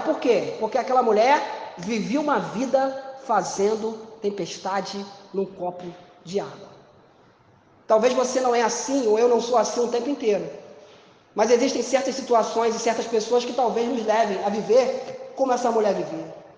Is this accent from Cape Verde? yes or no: no; Brazil; nós somos brasileiros